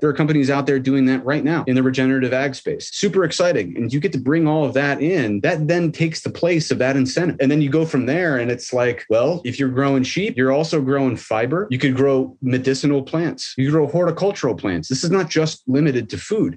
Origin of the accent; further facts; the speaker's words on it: Midwest, United States; I'm from the Midwest, so sure, I can talk folksy or whatever, but like I didn't grow up on a farm